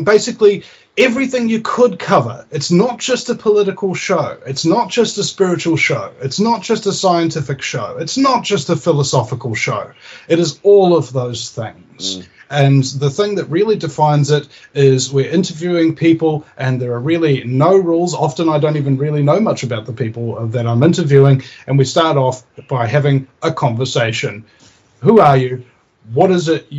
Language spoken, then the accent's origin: English; New Zealand; I'm from New Zealand, you know, and I've got that incredibly sexy accent